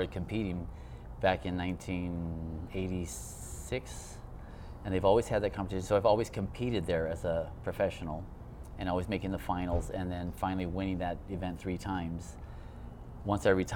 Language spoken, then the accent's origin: English; Hawaii, United States; I grew up in Hawaii, too